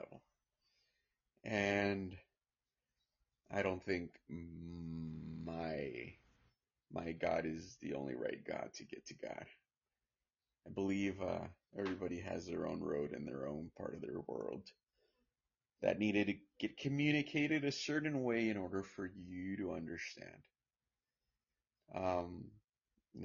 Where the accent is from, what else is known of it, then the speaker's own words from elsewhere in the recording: California, United States; I was born here in California, but go back and forth, out of the state, out of the country, I was raised in a farm and here in California as well too